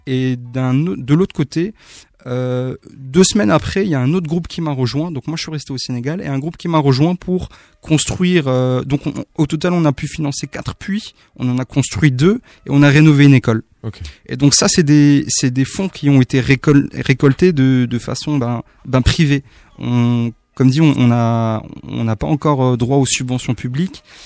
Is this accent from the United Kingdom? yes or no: no; Haguenau, Grand Est, France; le centre socio-culturel de, mon quartier, donc de là où je viens, de Waguenau